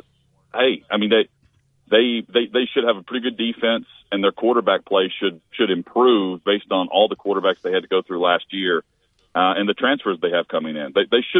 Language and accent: English; Tennessee, United States; I grew up in Tennessee, but I'm not a Tennessee fan like Clay or Chad